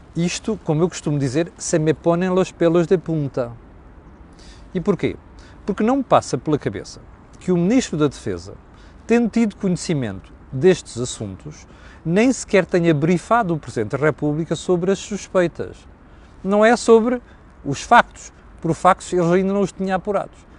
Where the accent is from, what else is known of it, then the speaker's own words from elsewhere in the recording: Mozambique; now in Portugal; eu cresci nas ex-colónias, cresci em Moçambique